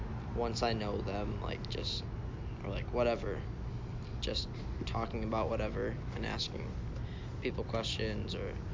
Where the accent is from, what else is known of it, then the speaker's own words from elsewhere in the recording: Minnesota, United States; I'm from Minnesota.